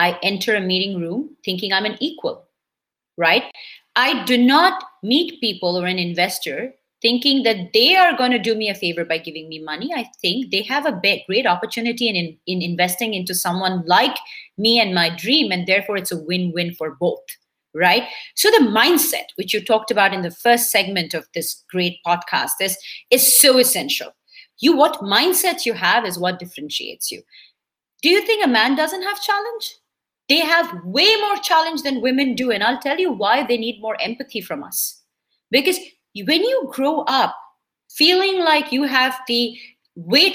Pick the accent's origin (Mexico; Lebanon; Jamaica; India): India; first language Bengali; English is a second language; moved away; I'm a super proud Indian Bengali Brahmin girl who's grown up and belongs from a country that is multicultural